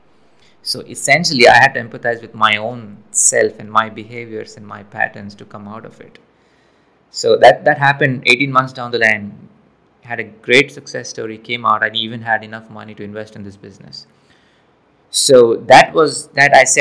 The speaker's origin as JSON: {"language": "English", "country": "India", "moved": "as an adult", "lives_now": "United States", "said": "I'm from India, came to the US."}